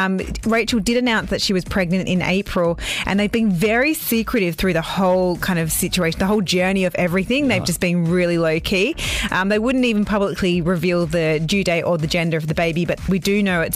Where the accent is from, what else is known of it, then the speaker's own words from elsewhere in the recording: Perth, Western Australia, Australia; that kind of stuff happens in my hometown going up to Bali.